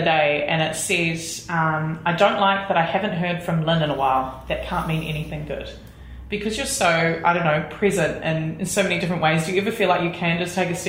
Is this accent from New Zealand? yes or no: yes; New Zealand; I'm here from New Zealand